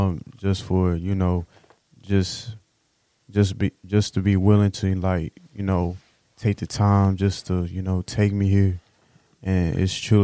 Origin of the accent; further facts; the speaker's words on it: Houston, Texas, United States; I'm from Houston